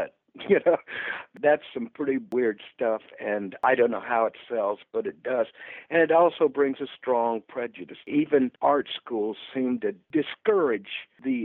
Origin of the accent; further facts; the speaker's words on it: Stuart, Florida, United States; now in Orlando, United States; I was doing a lot of shows in South Florida, down in Stuart, which is my hometown